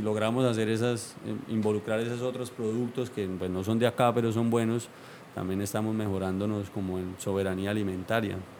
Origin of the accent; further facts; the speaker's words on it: Colombia; todos como sociedad colombiana